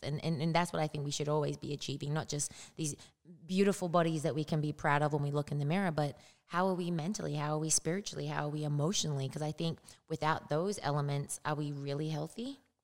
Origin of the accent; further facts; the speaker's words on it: Australia; moved away as an adult; now in United States; grew up there. I didn't move to the United States until I was 23.